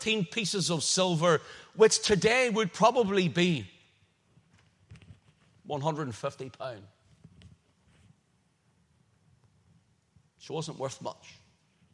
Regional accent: Northern Ireland, United Kingdom; I said, Northern Ireland.

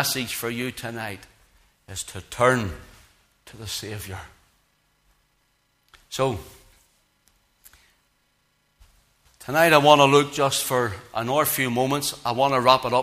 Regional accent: Belfast, Northern Ireland, United Kingdom; I grew up in Belfast

